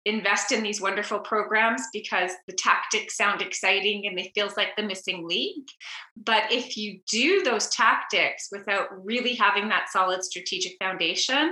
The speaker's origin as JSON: {"language": "English", "town": "Montreal", "region": "Quebec", "country": "Canada", "tie": "born or raised there", "accent": "Canadian", "moved": "yes", "lives_now": "San Diego, United States", "said": "if you hear a little Canadian accent, I grew up in Montreal."}